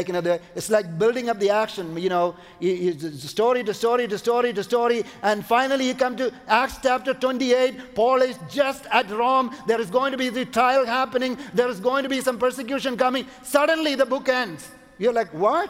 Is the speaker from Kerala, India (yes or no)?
yes; Kochi, Kerala, India; moved away as an adult; also born or lived in Canada; we went to my hometown in India, it's called Kochi.